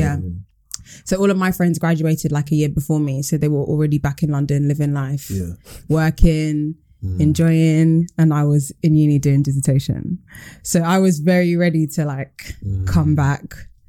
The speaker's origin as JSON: {"language": "English", "country": "Nigeria", "said": "I'm Nigerian. Oh. My mum's Yoruba, my dad's like Delta, Igbo, so mix."}